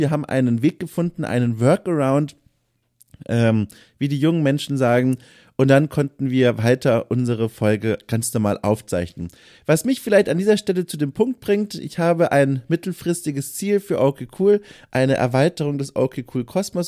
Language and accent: German; Franconia, Bavaria, Germany; ich komme ja auch aus Süddeutschland, äh, Franken